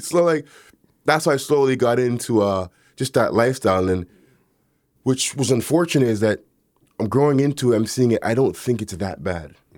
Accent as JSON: {"language": "English", "town": "Toronto", "region": "Ontario", "country": "Canada", "tie": "born or raised there", "said": "growing up in the neighborhood that I grew up in Galloway"}